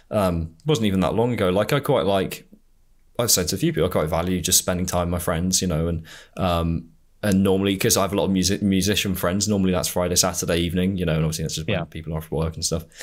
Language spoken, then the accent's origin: English; United Kingdom; being a Brit.